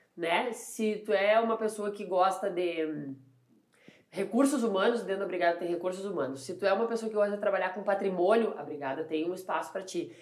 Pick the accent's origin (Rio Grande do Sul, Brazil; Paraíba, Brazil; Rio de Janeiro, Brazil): Rio Grande do Sul, Brazil; Santa Maria; born or raised there; also born or lived in Arroio do Tigre